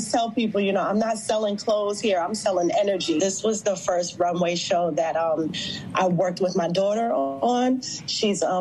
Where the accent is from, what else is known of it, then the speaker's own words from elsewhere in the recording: New York City, New York, United States; Brooklyn is where I'm born and raised. I grew up in Fort Greene.